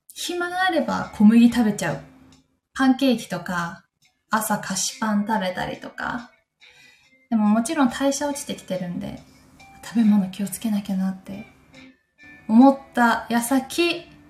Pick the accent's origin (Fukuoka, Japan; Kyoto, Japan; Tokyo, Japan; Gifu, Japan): Gifu, Japan; Takayama; moved away; 私の地元の飛騨高山